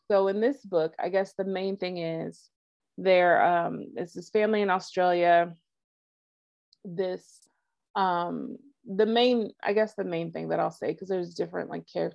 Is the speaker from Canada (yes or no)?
no; United States; as an American that doesn't speak Russian